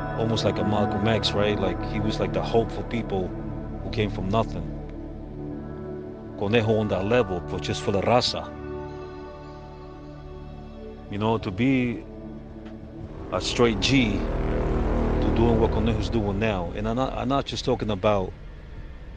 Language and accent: English; El Salvador; moved away; I grew up in El Salvador, went through the Civil War